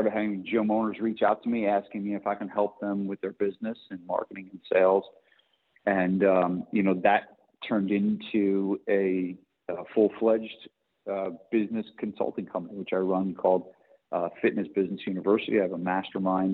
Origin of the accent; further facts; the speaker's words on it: New Jersey, United States; moved away; I'm from New Jersey originally